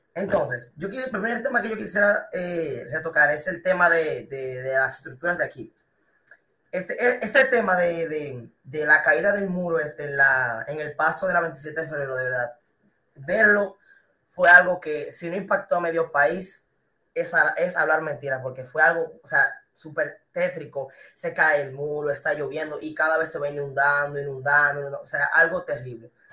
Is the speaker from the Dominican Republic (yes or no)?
yes; Dominican Republic; la educación que uno tiene como persona, que tiene como dominicano